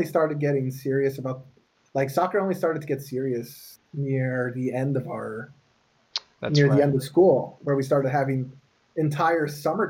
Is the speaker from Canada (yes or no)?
yes; Canada; when I was a kid and I grew up in Canada.